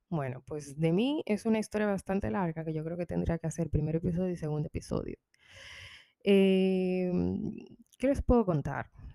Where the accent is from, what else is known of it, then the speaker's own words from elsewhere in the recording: Dominican Republic; moved away; yo soy de República Dominicana, orgullosamente.